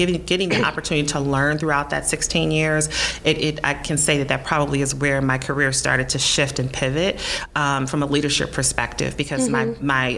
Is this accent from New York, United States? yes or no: no; Detroit, Michigan, United States; I landed back in my hometown of Detroit, Michigan